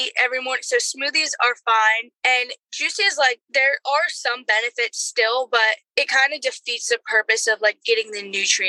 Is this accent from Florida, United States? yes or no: no; Philadelphia, Pennsylvania, United States; Because I'm from Philly, honey.